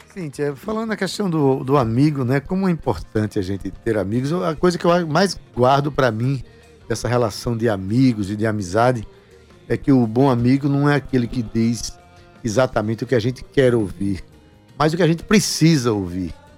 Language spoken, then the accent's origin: Portuguese; Paraíba, Brazil; como paraibano, como brasileiro